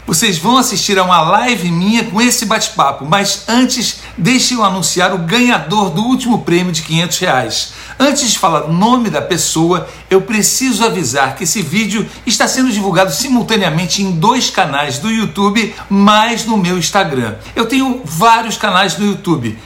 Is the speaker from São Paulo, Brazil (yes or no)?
yes; São Paulo, Brazil; moved away as an adult; also born or lived in Itacoatiara, Niterói; now in United States; Eu, eu, eu sou de São Paulo